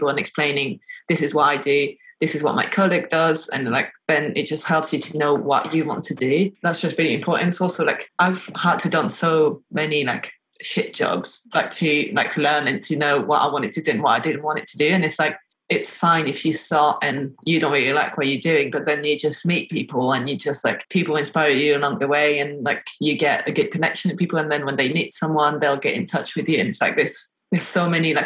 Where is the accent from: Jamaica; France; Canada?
France; moved away as an adult; now in United Kingdom; I'm from France